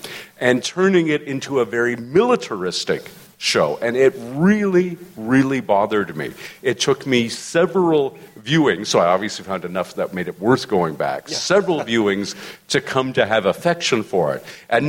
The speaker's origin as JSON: {"language": "English", "country": "Canada", "said": "as a Canadian"}